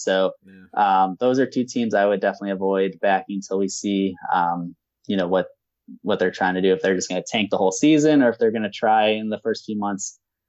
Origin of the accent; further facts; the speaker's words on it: Chicago, Illinois, United States; I'm from Chicago, a Bulls fan